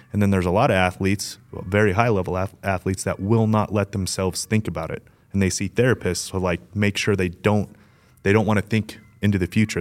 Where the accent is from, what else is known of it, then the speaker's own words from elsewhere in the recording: Las Vegas, Nevada, United States; I grew up in Vegas, but I had a huge side yard